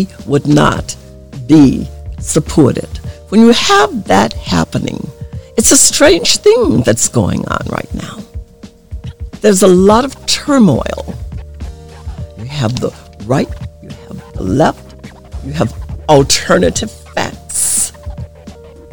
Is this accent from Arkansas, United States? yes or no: yes; Arkansas, United States; moved away; I grew up in the South in Arkansas, right on the Mississippi River